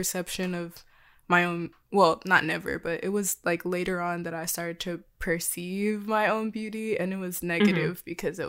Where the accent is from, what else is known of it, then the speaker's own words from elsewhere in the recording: the South, United States; Well, as a Black person, a visibly Black person growing up in the South, I did not think I was anything.